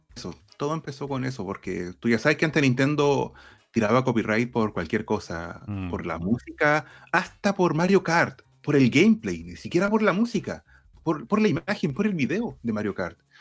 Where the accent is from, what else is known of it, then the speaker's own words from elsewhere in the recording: Concepción, Biobío, Chile; yo soy de Concepción, de Chile